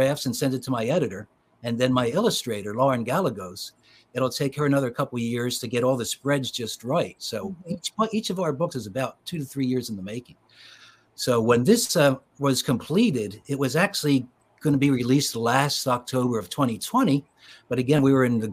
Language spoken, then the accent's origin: English; Philadelphia, Pennsylvania, United States; I was born in Philadelphia and grew up in the suburbs of Philly